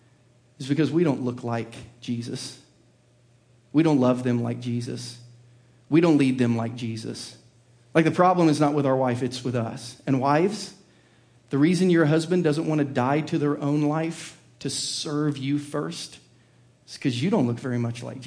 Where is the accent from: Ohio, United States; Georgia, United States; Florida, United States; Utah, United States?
Ohio, United States; Southern; I was raised in the blue-collar hills of Southern Ohio